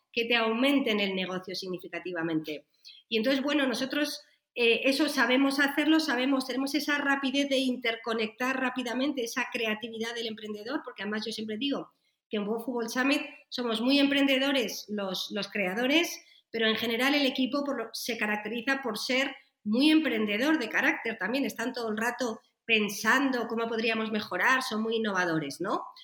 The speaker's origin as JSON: {"language": "Spanish", "country": "Spain", "said": "yo soy española, vivo aquí en España"}